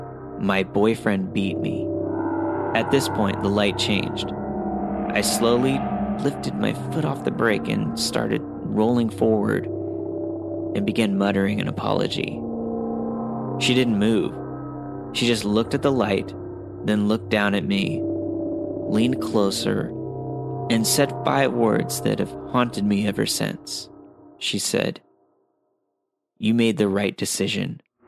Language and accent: English; Seattle, Washington, United States; born there; also born or lived in Mount Shasta